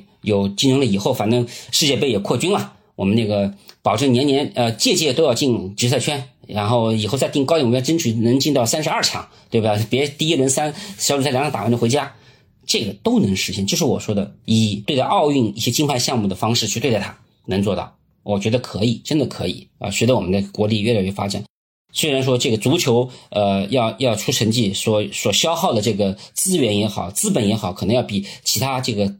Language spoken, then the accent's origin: Chinese; China; 就我们中国人嘛